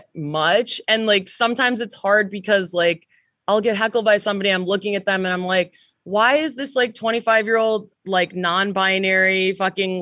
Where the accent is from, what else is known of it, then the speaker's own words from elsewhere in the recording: Chicago, Illinois, United States; moved away as an adult; also born or lived in Canada; I grew up in Chicago